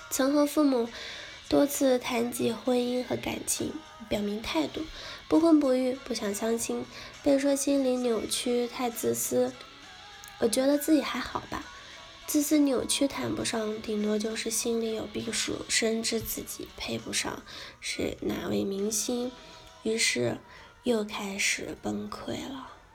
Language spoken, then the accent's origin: Chinese; China; 我们中国人